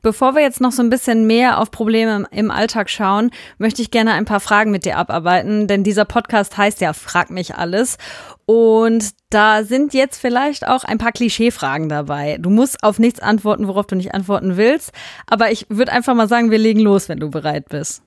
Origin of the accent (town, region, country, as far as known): Hünxe, North Rhine-Westphalia, Germany